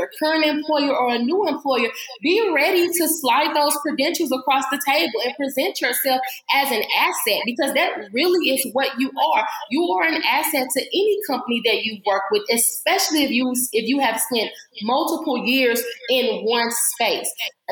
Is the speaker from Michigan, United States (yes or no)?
no; St. Louis, Missouri, United States; moved away as an adult; now in Atlanta, United States; I'm originally from St. Louis, Missouri, but I just got to Atlanta in June